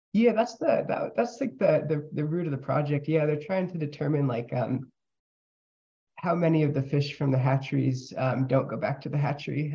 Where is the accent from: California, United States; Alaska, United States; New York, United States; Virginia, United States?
Alaska, United States; Cordova; also born or lived in Palmer, Alaska; I was born in Palmer, then I moved to Cordova when I was nine.